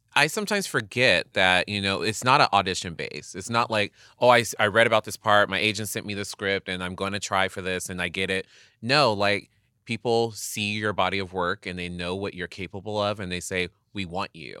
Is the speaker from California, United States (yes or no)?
yes; Inland Empire, California, United States; growing up in the Inland Empire, like, Palm Springs is just twenty down, twenty minutes down the street from me